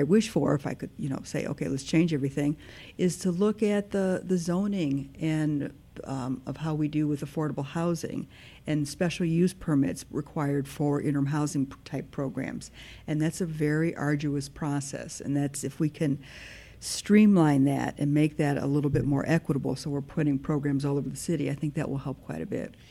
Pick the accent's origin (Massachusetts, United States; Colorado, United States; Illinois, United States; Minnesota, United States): Illinois, United States; Park Ridge; now in Northfield, United States; I am from Park Ridge